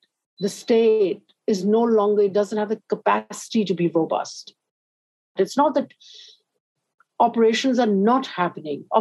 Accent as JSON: {"language": "English", "country": "Pakistan", "said": "in my life as a Pakistani"}